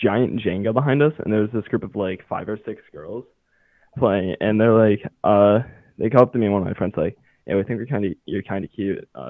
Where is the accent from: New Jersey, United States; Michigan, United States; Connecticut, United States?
Michigan, United States; I'm from Michigan.